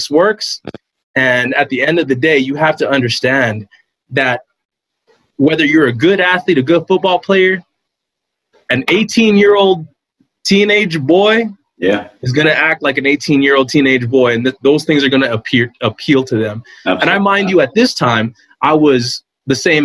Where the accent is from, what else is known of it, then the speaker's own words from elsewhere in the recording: El Paso, Texas, United States; I'm from El Paso